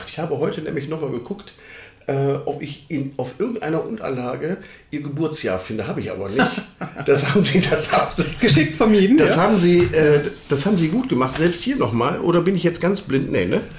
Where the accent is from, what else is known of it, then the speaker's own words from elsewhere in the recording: Düsseldorf, North Rhine-Westphalia, Germany; Sie wissen ja, ich bin ja gebürtiger Düsseldorfer.